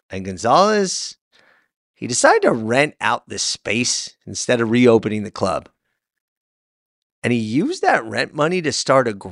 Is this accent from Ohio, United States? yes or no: no; Los Angeles, California, United States; I was born in Van Nuys at a hospital called Valley Presbyterian in 1978. So I got Van Nuys in my heart, literally.